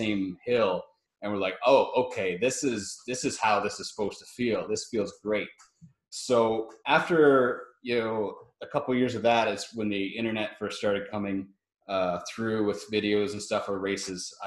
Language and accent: English; Prince Edward County, Ontario, Canada; I'm from Prince Edward County, Ontario, Canada.